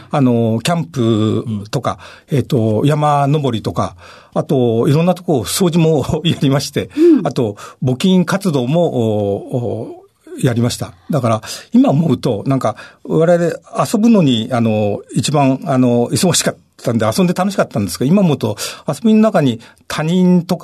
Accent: Higashimurayama, Tokyo, Japan; あの、東村山です。

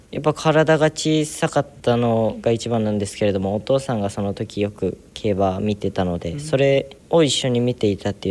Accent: Aichi, Japan; 地元が愛知県なんですけれども

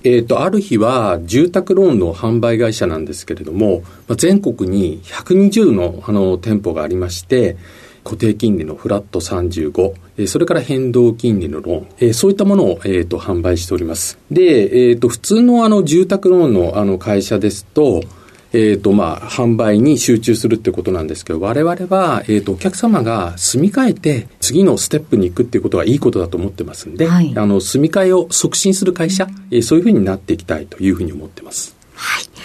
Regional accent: Chiba, Japan; also born or lived in Tokyo; 東京の生まれにはなるんですけれども、父が診療所やってまして、小学校の時にあの千 葉に引っ越しましたんで、はい、生育地っていうふうになると、まあ、千葉県かなというふうに思います

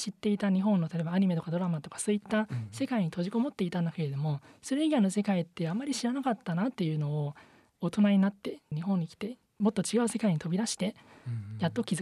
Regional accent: Taiwan; Japanese is a second language; now in Japan; 時々自分は実は台湾出身なんですって言ったら

